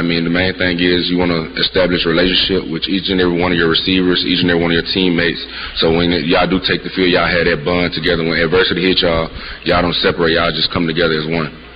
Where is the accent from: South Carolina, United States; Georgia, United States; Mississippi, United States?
Mississippi, United States; moved away; I'm from Mississippi